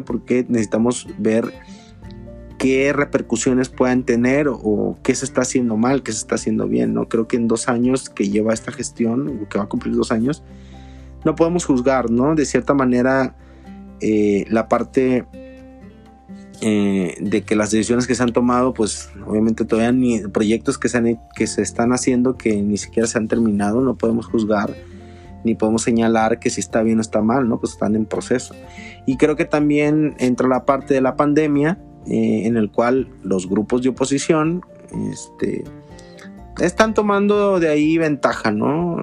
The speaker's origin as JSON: {"language": "Spanish", "country": "Mexico", "said": "como mexicanos"}